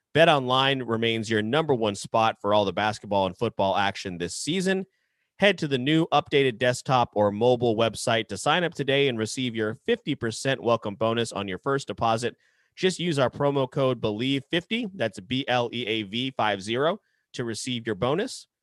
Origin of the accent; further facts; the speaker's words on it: Jacksonville, Florida, United States; I am from Jacksonville, Florida